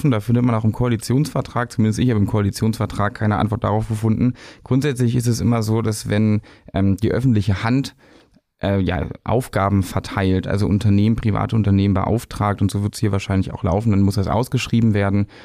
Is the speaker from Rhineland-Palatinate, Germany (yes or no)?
no; Berlin, Germany; Aber Fakt ist, wir sind alle Berliner